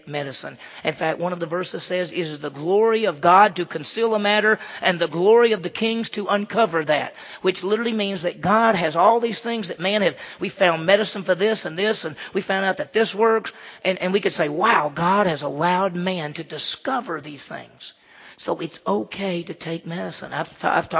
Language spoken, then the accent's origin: English; Mississippi, United States; I grew up in Mississippi.